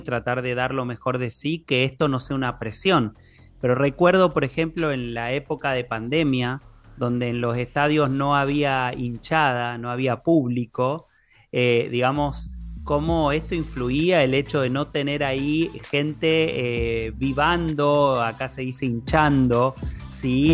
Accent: Argentina; todos somos argentinos

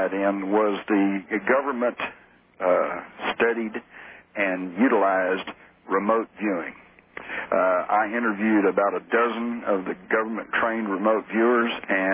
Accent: Fort Worth, Texas, United States; accent: Texas; Born and raised in Fort Worth

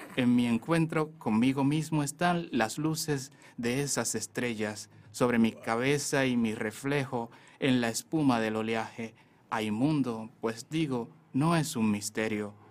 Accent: Sabana de la Mar, Hato Mayor, Dominican Republic; now in Santo Domingo, Dominican Republic; yo nací en Sabana de la Mar, yo soy de la novia de la bahía. está en la provincia de Tomayor, es un pueblo costero. Eh, ahí, sí, ahí estudié también los estudios básicos. Luego me exilié aquí en Santo Domingo

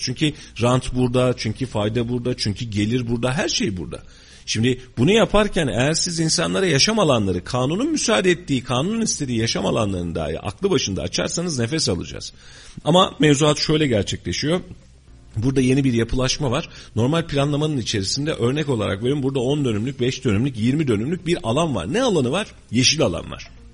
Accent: Kayseri Province, Turkey; Biz bu şehirde doğduk bu şehirde devam edeceğiz yaşayacağız

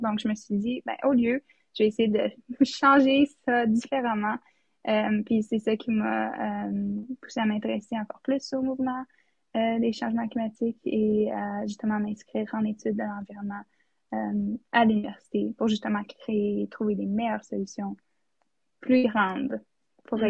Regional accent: Whitehorse, Yukon, Canada; now in Ottawa, Canada; je viens de Whitehorse au Yukon

